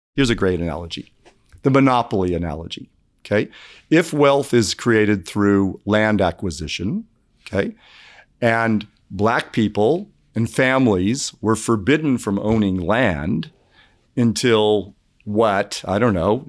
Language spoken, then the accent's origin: English; California, United States; now in Indianapolis, United States; I'm from California.